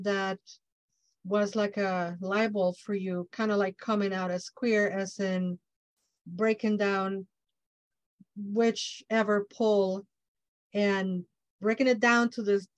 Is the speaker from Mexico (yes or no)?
yes; Mexico; English is a second language; I'm Mexican from Mexico